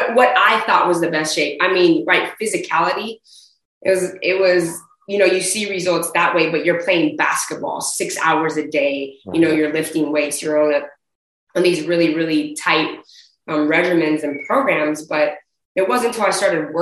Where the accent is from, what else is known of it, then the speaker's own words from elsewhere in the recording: Bay Area, California, United States; also born or lived in Oakland; living and growing up in the Bay Area. You know, I spent a lot of my time in Oakland